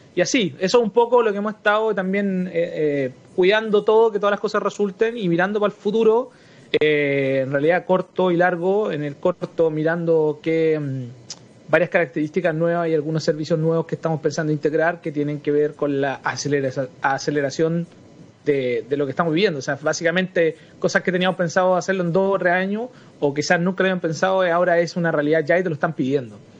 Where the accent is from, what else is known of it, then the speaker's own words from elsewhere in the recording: Chile; also born or lived in Santiago; nosotros como chilenos